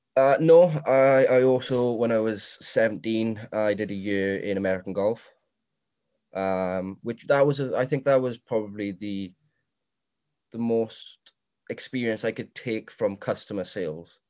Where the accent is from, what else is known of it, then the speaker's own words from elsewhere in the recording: Swansea, Wales, United Kingdom; I am from Morriston, Swansea.